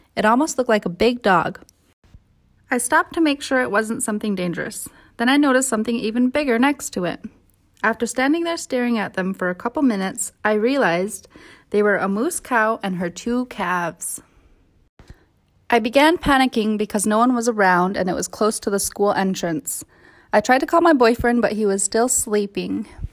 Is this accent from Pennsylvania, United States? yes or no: no; Golovin, Alaska, United States; now in White Mountain, United States; I am originally from Gollivan, but I live in White Mountain, Alaska.